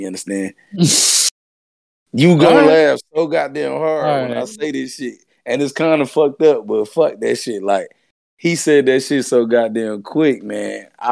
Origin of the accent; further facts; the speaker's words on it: Arkansas, United States; I'm from Arkansas